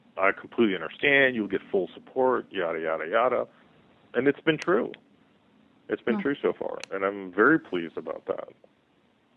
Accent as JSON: {"language": "English", "area": "Fairfax County", "region": "Virginia", "country": "United States", "tie": "born or raised there", "also_born_or_lived": "Pakistan", "said": "I grew up in Fairfax County"}